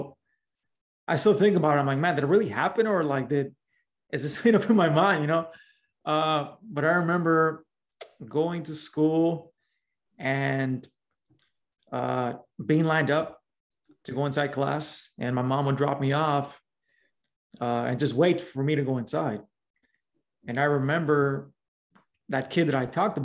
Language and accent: English; Los Angeles, California, United States; also born or lived in South LA / Southeast LA; I grew up in Los Angeles, specifically in a little small barrio. Known as Pacoima.